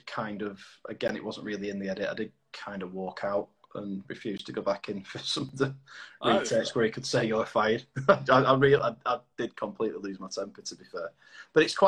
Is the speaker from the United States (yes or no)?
no; the north of England, United Kingdom; I'm a northern lad.